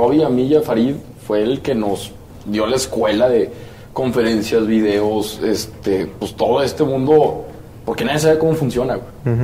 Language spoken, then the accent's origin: Spanish; Torreón, Coahuila, Mexico; moved away as an adult; now in Monterrey, Mexico; Soy de Torreón, tengo 25 años, me vine a Monterrey hace 25 años. Ah, cabrón, no, no. me vine a Monterrey hace 5 años